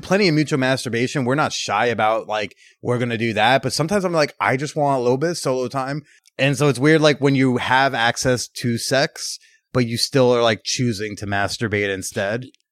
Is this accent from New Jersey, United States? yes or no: yes; Bergen County, New Jersey, United States; being from Bergen County, New Jersey